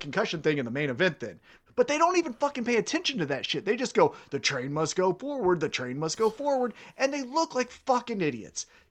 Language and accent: English; Kansas City, United States; I'm from Kansas City